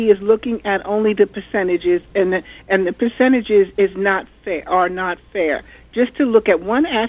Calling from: New York City, New York, United States; I'm from Queens

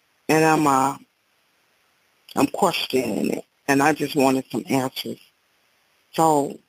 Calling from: Chicago, Illinois, United States

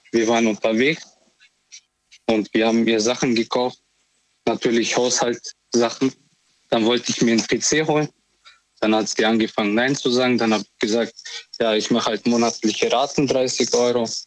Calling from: Memmingen, Bavaria, Germany; Ich komme aus Memmingen.

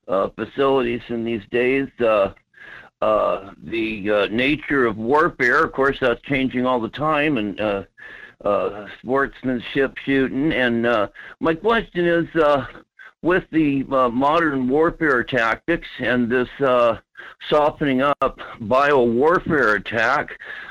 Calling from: Fairbanks, Alaska, United States; Good morning, Mike. … from Fairbanks.

